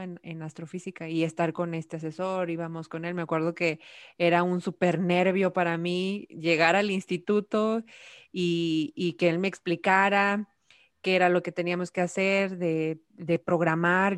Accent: Nuevo León, Mexico; soy de aquí de Nuevo León

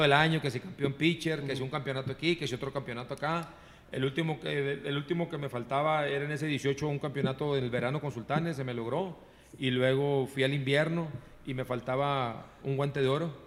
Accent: San Nicolás de los Garza, Nuevo León, Mexico; yo soy de San Nicolás, egresado de la Liga Pequeña de Las Puentes, de Liga Pequeña de Cuauhtémoc

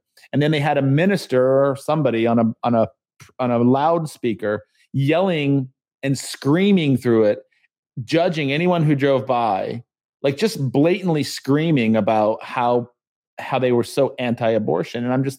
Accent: San Diego, California, United States; now in Charlotte, United States; was when I moved to Charlotte from San Diego, and I drove by. There's Chick-fil-A everywhere here in the South. It's the first time I'd ever seen Chick-fil-A. We did not have Chick-fil-A growing up

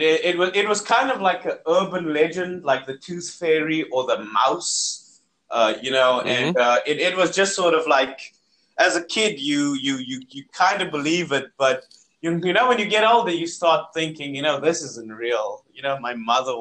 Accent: South Africa; as a South African

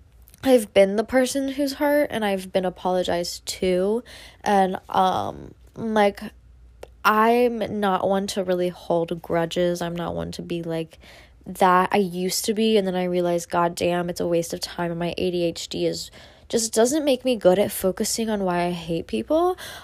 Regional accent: Midwest, United States; don't have any of those fun, fancy little matcha places like they do in LA and New York, because I'm from the Midwest.

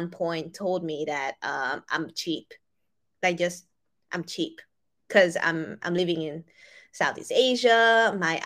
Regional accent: Hungary; moved away; back in the days when I lived in Europe, I grew up in Hungary.

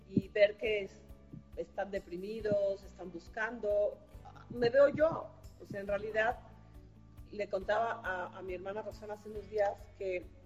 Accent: Comitán, Chiapas, Mexico; born there; Es un contraste muy importante en mi vida porque nací en Comitán, Chiapas, a donde estoy ahora.

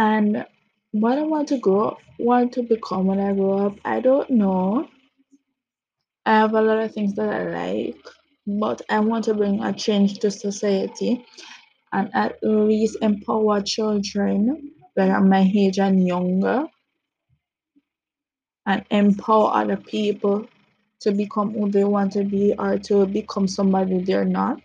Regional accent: Jamaica; I'm from Jamaica

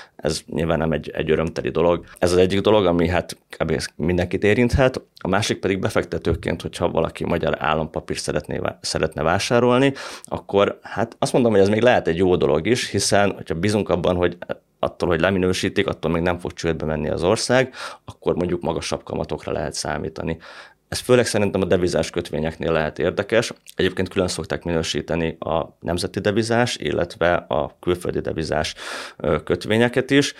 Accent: Hungary; magyarként, meg magyar befektetőként

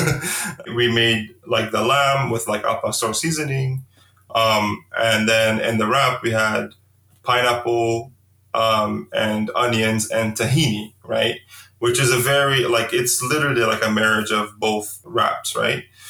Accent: Amman, Amman Governorate, Jordan; moved away as an adult; now in Bay Area, United States; growing up in, in, in Amman, Jordan

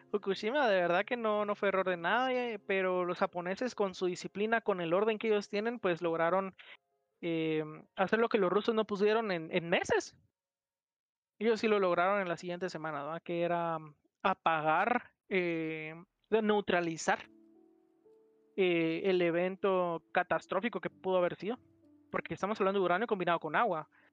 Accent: Guatemala; a mí como guatemalteco

